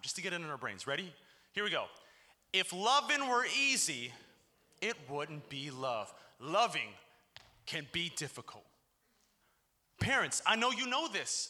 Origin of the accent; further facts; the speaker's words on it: Chicago, Illinois, United States; moved away as an adult; also born or lived in Hartville, Ohio; now in Cincinnati, United States; my hometown of Chicago